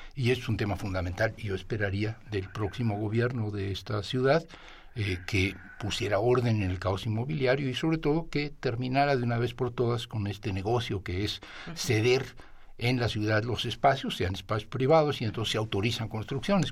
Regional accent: Mexico City, Mexico; como chilango, como ciudadano y, como habitante de esta ciudad

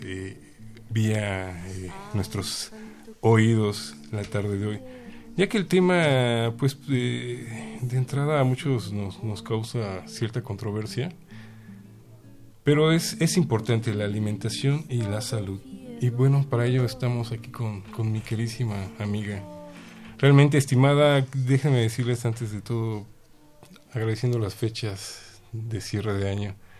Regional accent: Mexico; como mexicanos

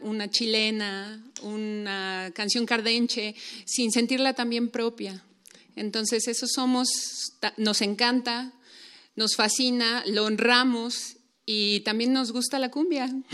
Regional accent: Mexico City, Mexico; nosotros somos em, de la Ciudad de México

